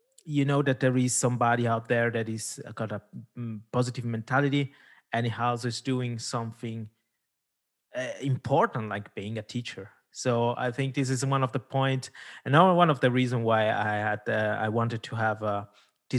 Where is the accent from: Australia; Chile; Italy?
Italy; first language Italian; English is a second language; it's not my mother tongue. I'm Italian mother tongue